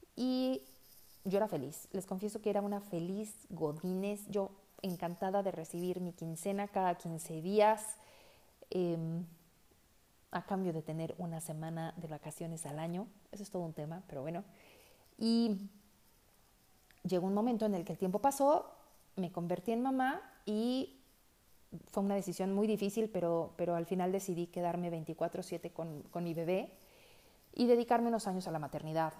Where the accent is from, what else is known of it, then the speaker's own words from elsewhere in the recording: Mexico City, Mexico; moved away as an adult; now in Guadalajara, Mexico; Soy una chilanga viviendo en Guadalajara desde hace 10 años